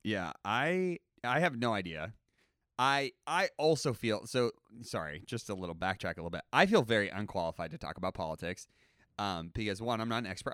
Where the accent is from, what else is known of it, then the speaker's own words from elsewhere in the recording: United States; I'm an American